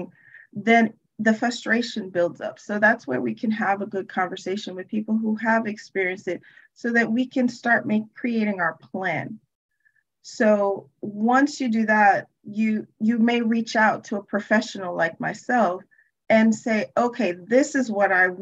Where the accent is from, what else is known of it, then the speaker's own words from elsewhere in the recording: New York City, New York, United States; I actually was born and raised in Brooklyn, New York